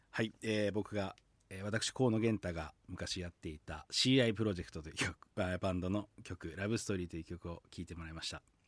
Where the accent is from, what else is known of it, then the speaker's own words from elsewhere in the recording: Sapporo, Hokkaido, Japan; 僕は札幌の厚別区出身でもともとはバンドをやってました